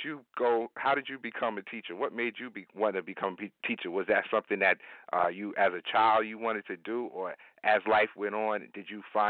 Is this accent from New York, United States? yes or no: yes; Hempstead, New York, United States; growing up in Hempstead